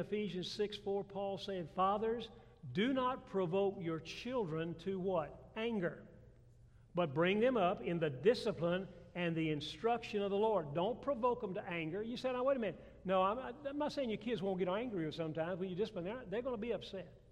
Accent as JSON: {"language": "English", "town": "Atlanta", "region": "Georgia", "country": "United States", "tie": "born or raised there", "moved": "yes", "lives_now": "South Carolina, United States", "said": "I grew up in Atlanta, Georgia"}